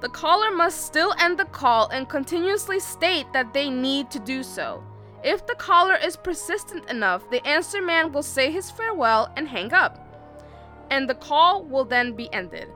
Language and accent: English; New York, United States; we're from New York